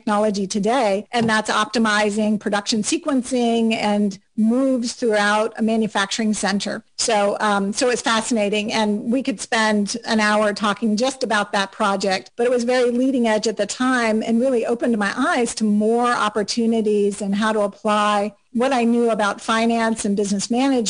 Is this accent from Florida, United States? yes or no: yes; South Florida, United States; moved away as an adult; also born or lived in Auburn, Alabama / Atlanta area; now in Atlanta, United States; I grew up in South Florida